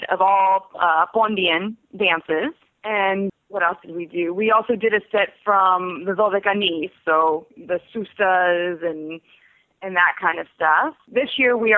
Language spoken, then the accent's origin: English; Galveston, Texas, United States; now in Houston, United States; I was born in Galveston, Texas